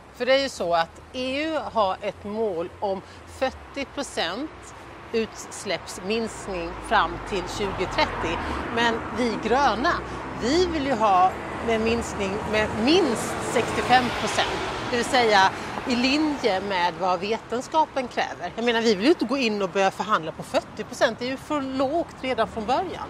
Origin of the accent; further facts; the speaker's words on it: Sweden; moved away